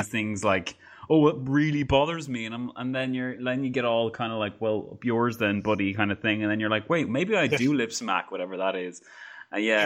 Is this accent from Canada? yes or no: no; Ireland; my country's weird sometimes